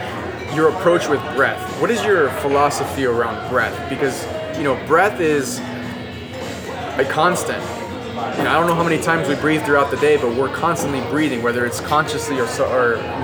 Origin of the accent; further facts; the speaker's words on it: Peru; I have five fingers, you know, I'm from Peru, I have black hair, black eyes